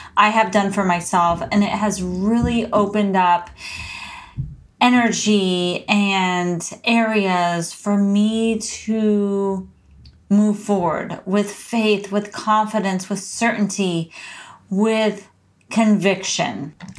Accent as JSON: {"language": "English", "town": "San Diego", "region": "California", "country": "United States", "tie": "born or raised there", "moved": "as an adult", "lives_now": "Portland, United States", "said": "from being a Southern California native to an adventure seeking and courageous Pacific Northwest transplant. So, I moved from San Diego, California, sunny San Diego to rainy, gloomy Portland, Oregon"}